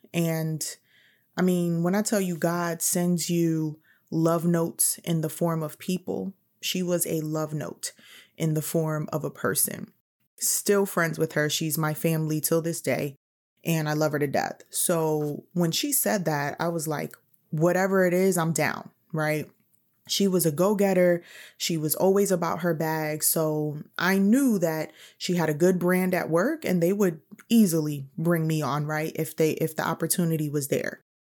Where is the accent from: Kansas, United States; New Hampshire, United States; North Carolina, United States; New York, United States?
New York, United States; New York City; moved away as an adult; I'm from New York City